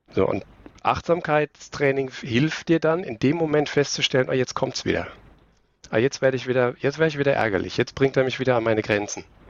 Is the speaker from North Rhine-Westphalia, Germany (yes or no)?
no; Aschaffenburg, Bavaria, Germany; moved away; also born or lived in Karlsruhe; Ich komme aus Aschaffenburg ursprünglich. Das ist ein kleiner Zipfel am Ende von Bayern oben.